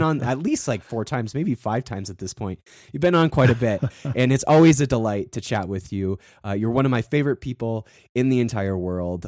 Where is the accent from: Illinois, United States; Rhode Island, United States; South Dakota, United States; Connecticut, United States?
South Dakota, United States; I grew up in South Dakota, and on the western side of South Dakota